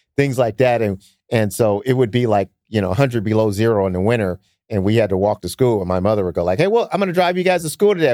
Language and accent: English; Detroit, Michigan, United States; now in Sacramento, United States; I grew up in Detroit in the cold